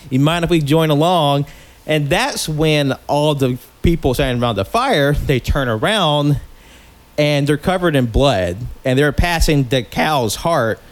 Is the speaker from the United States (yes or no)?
yes; the South, United States; from my experience growing up in the South